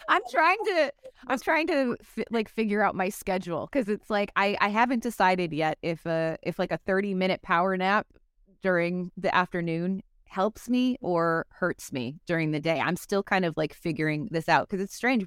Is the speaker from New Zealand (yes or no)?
no; Chicago, Illinois, United States; also born or lived in Los Angeles; I'm from Chicago, so I'm a real hot dog stan